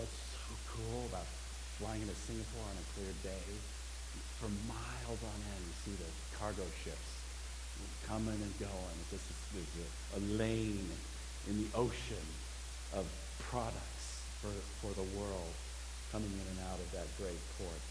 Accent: United States; I'm an American

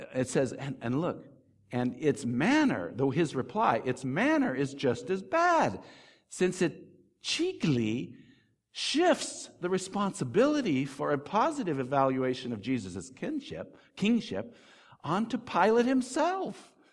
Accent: United States; I'm not English, I'm American

